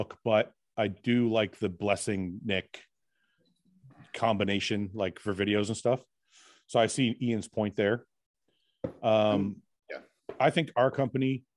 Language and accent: English; Canada; I'm a Canadian person